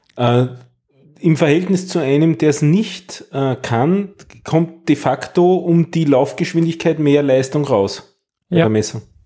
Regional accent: Austria; bei uns in Österreich

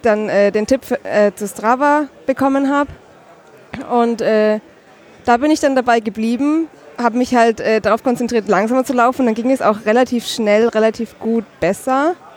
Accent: Nuremberg, Bavaria, Germany; ich komme aus Nürnberg oder aus der Nähe von Nürnberg

